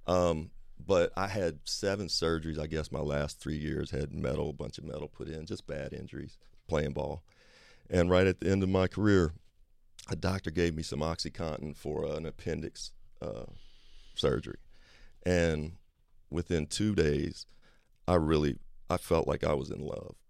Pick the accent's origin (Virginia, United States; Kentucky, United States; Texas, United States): Kentucky, United States; I grew up in Kentucky